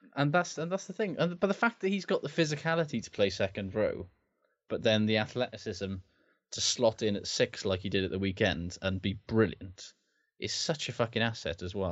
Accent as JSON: {"language": "English", "region": "Wales", "country": "United Kingdom", "said": "as a Welshman"}